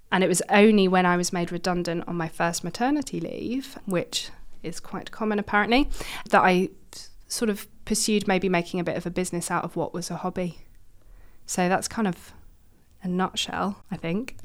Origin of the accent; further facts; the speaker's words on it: London, United Kingdom; moved away as an adult; now in Manchester, United Kingdom; I'm from London originally